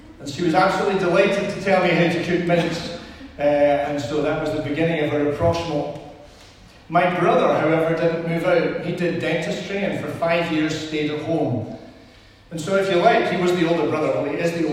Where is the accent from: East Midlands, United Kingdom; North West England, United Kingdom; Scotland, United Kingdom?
Scotland, United Kingdom; Edinburgh; we're from Edinburgh.